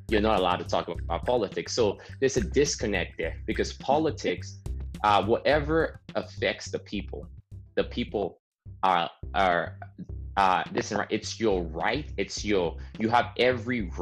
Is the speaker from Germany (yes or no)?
no; Nigeria; now in Canada; I grew up in Nigeria